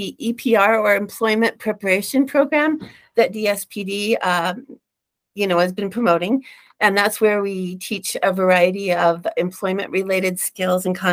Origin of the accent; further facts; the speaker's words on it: Reno, Nevada, United States; also born or lived in Phoenix; now in Utah, United States; I grew up in Reno and moved here later from Phoenix. So I've moved around a bit.